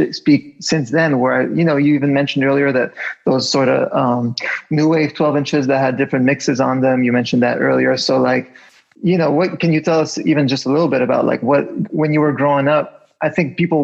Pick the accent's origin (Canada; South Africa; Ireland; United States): Canada; Montreal, Quebec; moved away; I grew up in Montreal